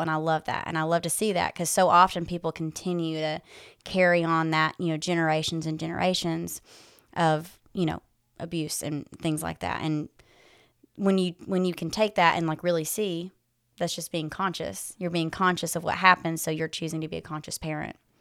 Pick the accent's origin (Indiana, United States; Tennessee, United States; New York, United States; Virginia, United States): Tennessee, United States; West; moved away as an adult; now in Knoxville, United States; I am originally from West Tennessee. I grew up there and moved to East Tennessee about six years ago.